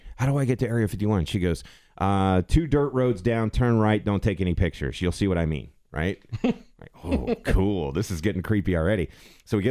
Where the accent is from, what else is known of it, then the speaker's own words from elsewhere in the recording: Arizona, United States; moved away; I grew up in Arizona.